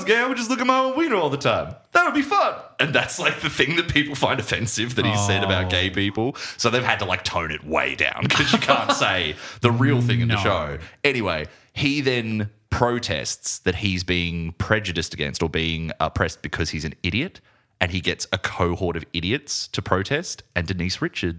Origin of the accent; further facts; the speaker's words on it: Buenos Aires, Argentina; I'm from Buenos Aires and I say kill them all.